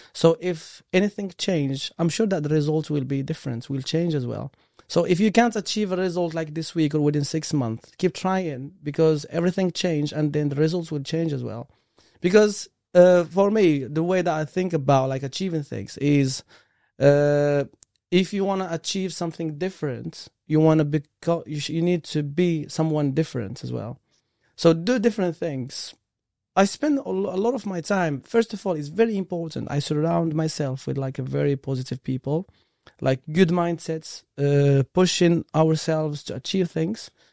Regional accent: Morocco; English is a second language; moved away as an adult; now in United Kingdom; I came from, like, different country, from Morocco, and English is my third language

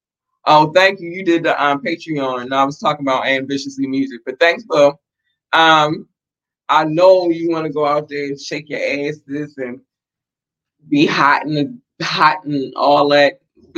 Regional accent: United States; We got the United States, and it's always love for my home country. I haven't been to another country yet

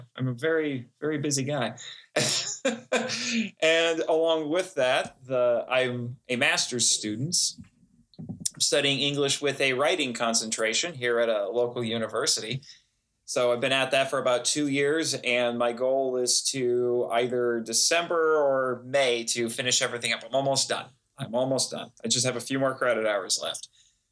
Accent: Fort Wayne, Indiana, United States; I was born in Fort Wayne, Indiana. I am a born and raised Hoosier boy

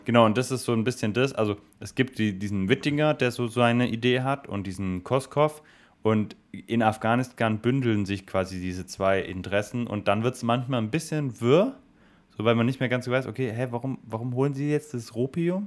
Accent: Swabia, Germany; ich bin Schwabe

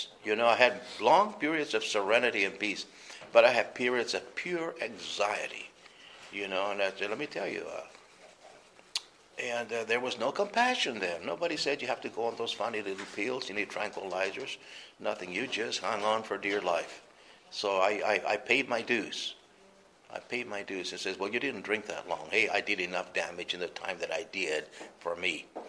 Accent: New Mexico, United States; also born or lived in Arizona; because we're from New Mexico. And over there, it's a hunting state. And we had a lot of guns. Because people, we lived off the land, you know.

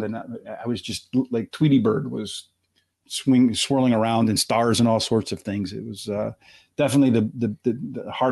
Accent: Pennsylvania, United States; I'm from Pennsylvania

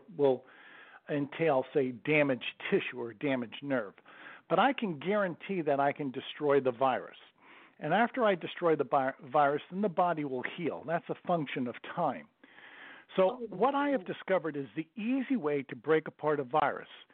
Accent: Bradenton, Florida, United States; I'm from Bradenton, Florida

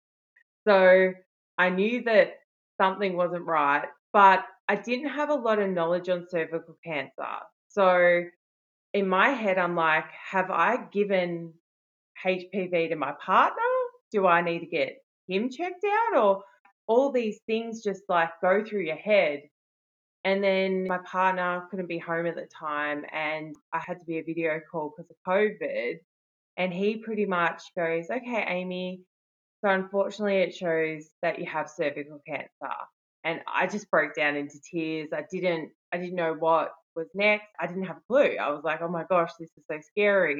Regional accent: Melbourne, Victoria, Australia; I'm from Melbourne, Australia

